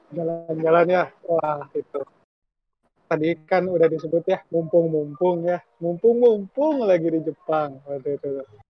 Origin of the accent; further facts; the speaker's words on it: Indonesia; also born or lived in Japan; kita, orang Indo